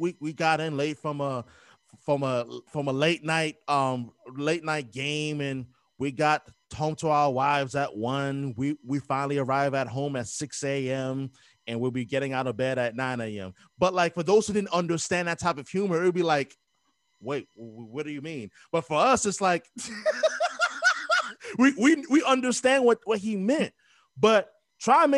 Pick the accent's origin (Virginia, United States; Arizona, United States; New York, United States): New York, United States; New York City; growing up in New York in the late 90s